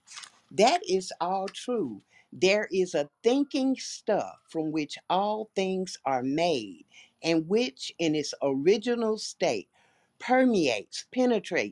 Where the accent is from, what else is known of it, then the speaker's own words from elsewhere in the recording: Chicago, Illinois, United States; I was born and raised in Chicago